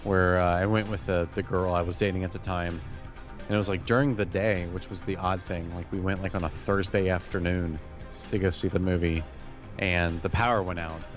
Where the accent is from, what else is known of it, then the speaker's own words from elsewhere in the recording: United States; as an American who watches not a lot of foreign films